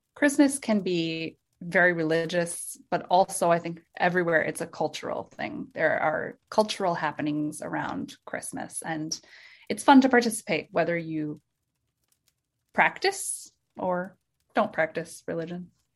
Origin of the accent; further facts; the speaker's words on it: Minnesota, United States; I am from Minnesota, and I'm in Minnesota right now